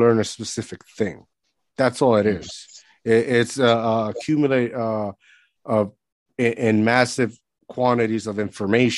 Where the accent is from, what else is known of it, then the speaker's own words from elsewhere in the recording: Puerto Rico; moved away; I grew up in Puerto Rico.